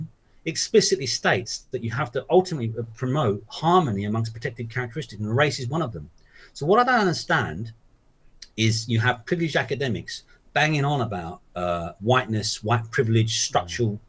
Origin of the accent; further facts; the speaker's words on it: London, United Kingdom; moved away as an adult; also born or lived in Exeter; I was born in Hackney in East London. I lived there for 24, 25 years